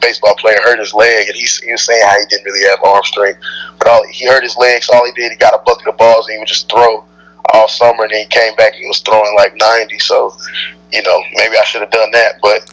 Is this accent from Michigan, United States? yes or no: no; Huntsville, Alabama, United States; I was born in Huntsville, Alabama, raised in Huntsville, Alabama